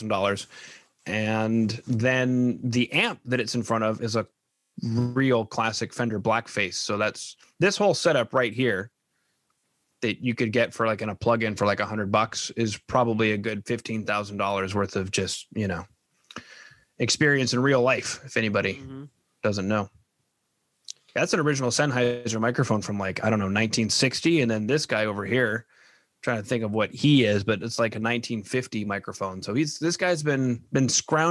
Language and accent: English; Winnipeg, Manitoba, Canada; now in Edmonton, Canada; I'm from Winnipeg